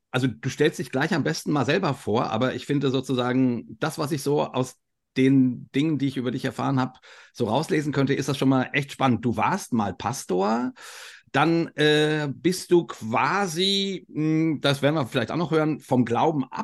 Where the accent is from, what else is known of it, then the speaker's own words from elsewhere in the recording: Westerwald, Rhineland-Palatinate, Germany; moved away as an adult; also born or lived in Marburg; now in Dachau, Germany; Ich bin tatsächlich im Westerwald groß geworden.